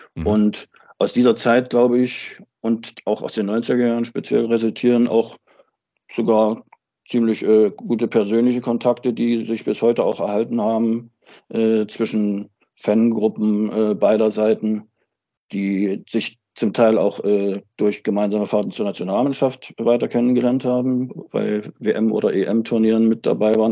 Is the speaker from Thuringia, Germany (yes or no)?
yes; Altenburg, Thuringia, Germany; moved away as an adult; also born or lived in Wismar; now in Schwerin, Germany; bin geboren und aufgewachsen in Altenburg in Thüringen und, äh, lebe seit Ende der achtziger Jahre in Mecklenburg, zunächst in Wismar, seit Anfang der zweitausender Jahre dann in Schwerin.